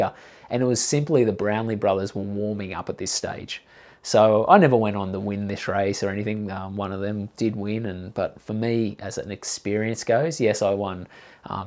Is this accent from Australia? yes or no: yes; Gold Coast, Queensland, Australia; I grew up on the Gold Coast and I was into surf lifesaving